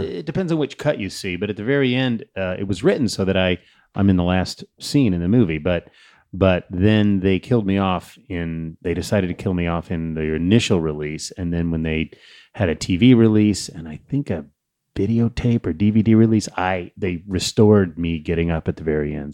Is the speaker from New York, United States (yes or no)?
no; Saratoga, California, United States; growing up in Saratoga